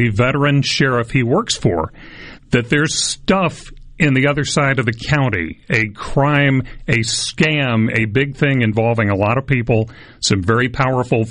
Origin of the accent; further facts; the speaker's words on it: Starkville, Mississippi, United States; I grew up in Starkville